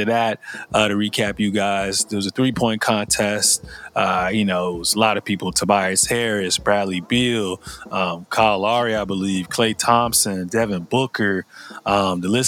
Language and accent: English; Liberia; moved away; I'm from Liberia in West Africa